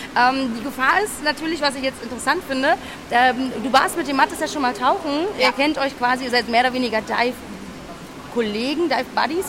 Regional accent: Rathenow, Brandenburg, Germany; Ich komme aus Rathenow

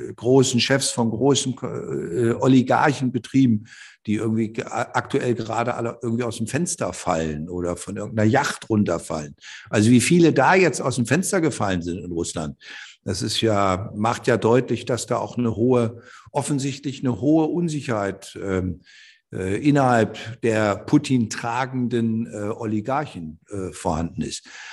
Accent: Osterholz-Scharmbeck, Lower Saxony, Germany; ich komme aus einer Gegend, ich bin ja in Ostdeutsch-Scharmbeck geboren

